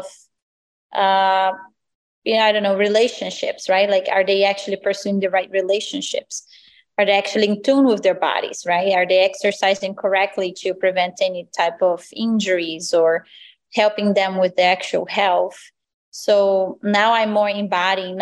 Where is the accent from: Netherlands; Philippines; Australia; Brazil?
Brazil; moved away as an adult; So I'm originally from Brazil. I grew up there since I was, I was born, and then I turned 18.